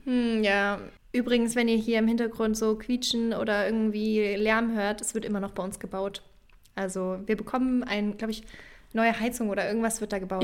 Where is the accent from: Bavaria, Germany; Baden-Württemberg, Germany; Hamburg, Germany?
Bavaria, Germany; Franconia; now in Berlin, Germany; ich komme ja aus Franken, also das ist ein Teil in Bayern